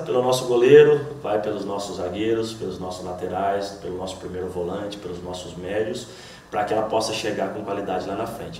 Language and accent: Portuguese; Estiva Gerbi, São Paulo, Brazil; moved away as an adult; now in Salvador, Brazil; sou do interior de São Paulo, uma cidade pequena de 10 mil habitantes, Estiva a Gerbe